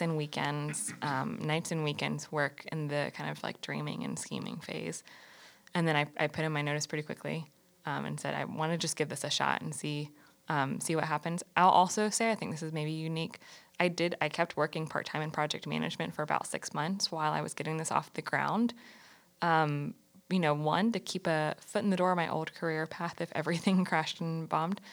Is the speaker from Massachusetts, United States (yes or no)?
no; Greensboro, North Carolina, United States; I'm born and raised in North Carolina, not in Charlotte, but I grew up in Greensboro, right down the road.